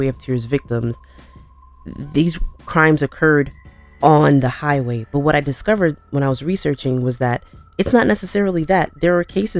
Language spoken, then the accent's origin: English; New York, United States; I'm from New York.